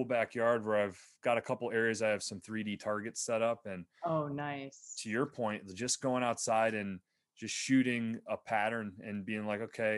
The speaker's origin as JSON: {"language": "English", "region": "Pennsylvania", "country": "United States", "tie": "born or raised there", "said": "I grew up in Pennsylvania, like on the New York state line, south of Buffalo"}